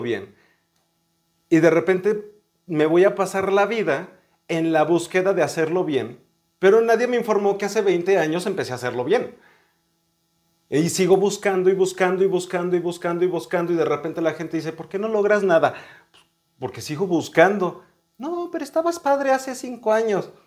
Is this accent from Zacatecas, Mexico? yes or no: no; León, Guanajuato, Mexico; now in Mexico City, Mexico; yo nací aquí en la Ciudad de México, pero crecí en León, Guanajuato.